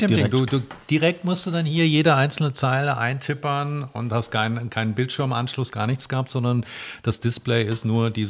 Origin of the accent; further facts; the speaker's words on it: Biedenkopf, Hesse, Germany; ich komme ja aus Biedenkopf